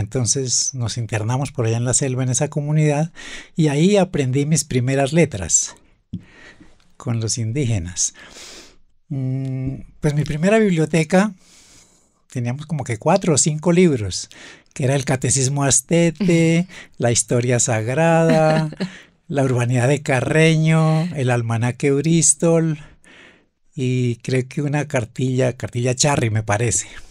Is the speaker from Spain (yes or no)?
no; Güicán de la Sierra, Boyacá, Colombia; fue allá a mi tierra, pues allá, por allá estuvimos en el páramo